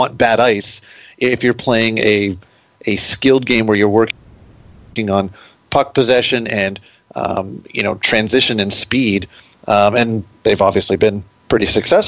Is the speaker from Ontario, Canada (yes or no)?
yes; Toronto, Ontario, Canada; now in Detroit, United States; I mean, I grew up in Toronto, and you know, there was Maple Leaf Gardens, and that was where the Leafs were.